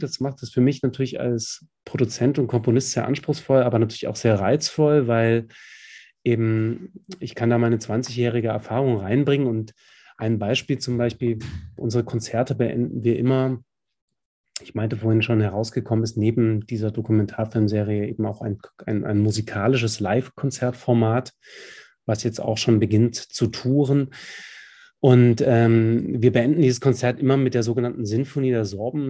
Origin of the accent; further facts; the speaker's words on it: Dresden, Saxony, Germany; aus meinem Kiez, wo ich groß geworden bin in Dresden